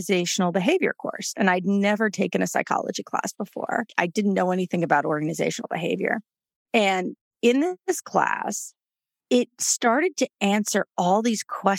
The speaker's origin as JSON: {"language": "English", "town": "New York City", "region": "New York", "country": "United States", "tie": "born or raised there", "also_born_or_lived": "Houston, Texas", "moved": "as an adult", "said": "So I grew up in New York City. I grew up on the Upper West Side of Manhattan"}